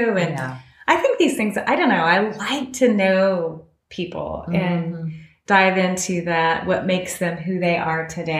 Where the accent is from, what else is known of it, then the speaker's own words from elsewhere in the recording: Houston, Texas, United States; moved away as an adult; also born or lived in Baton Rouge, Louisiana / New Orleans, Louisiana / Dallas, Texas / Los Angeles, California; I grew up in Houston, Texas, Cypress, which is kind of a suburb of Houston. And I went to LSU for college, so I lived in Baton Rouge. After that, I moved back to Houston for not too long, had a job there